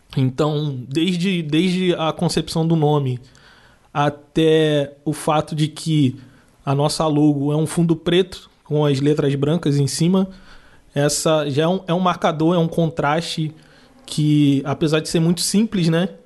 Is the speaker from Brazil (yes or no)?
yes; Nova Iguaçu, Rio de Janeiro, Brazil; moved away as an adult; also born or lived in Rio Grande, Rio Grande do Sul; Eu sou do Rio de Janeiro, de Nova Iguaçu, e lá em Nova Iguaçu a maioria das pessoas são como eu. Então eu vivi toda uma vida na Baixada Fluminense